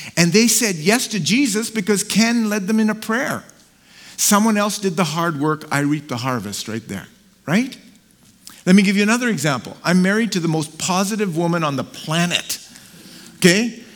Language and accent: English; Karachi, Sindh, Pakistan; moved away; So I was born in Karachi, Pakistan. So I'm Pakistani